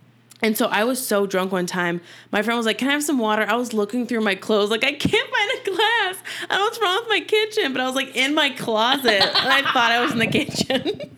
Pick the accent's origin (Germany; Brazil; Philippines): Germany; now in United States; I grew up in Germany